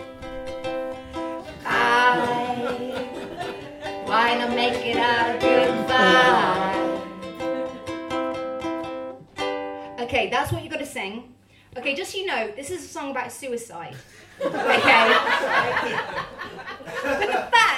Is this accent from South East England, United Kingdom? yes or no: no; Matlock, Wales, United Kingdom; I grew up in Matlock, very small kind of like village town